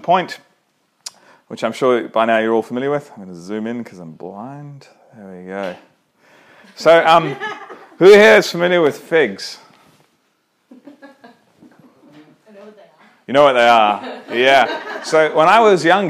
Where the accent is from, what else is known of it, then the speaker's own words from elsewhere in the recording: Toowoomba, Queensland, Australia; I grew up in Toowoomba